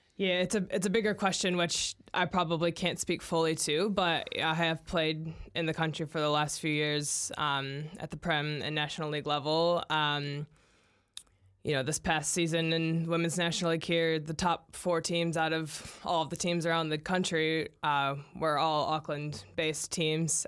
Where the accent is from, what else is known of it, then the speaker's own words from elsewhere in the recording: United States; now in New Zealand; as an American